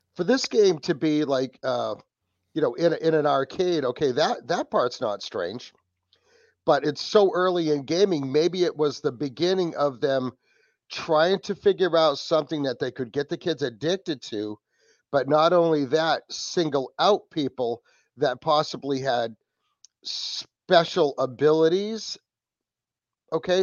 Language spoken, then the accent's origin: English; New England, United States; from New England from the Wicked Planet Podcast